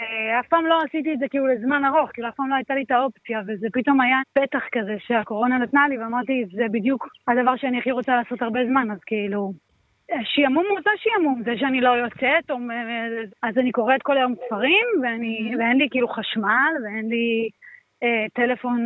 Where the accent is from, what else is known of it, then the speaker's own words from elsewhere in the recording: Jerusalem, Jerusalem District, Israel; אני במקור מירושלים